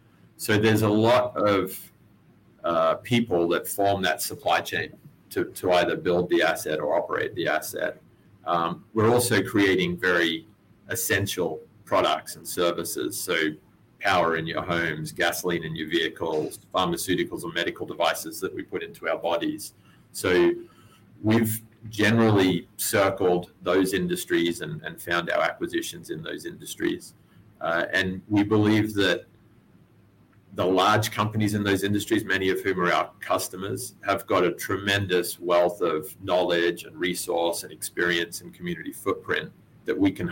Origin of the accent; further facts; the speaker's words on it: Texas, United States; Very deep roots. Yeah, I'm actually Texan. So you're not going to get a Texan girl to Australia for very long.